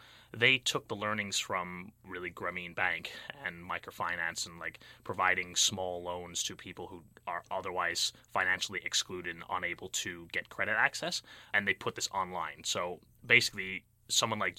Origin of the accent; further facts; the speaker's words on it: United Kingdom; moved away as an adult; also born or lived in Bay Area, California, United States / London; now in Berkeley, United States; So I spent the majority of my youth in the United Kingdom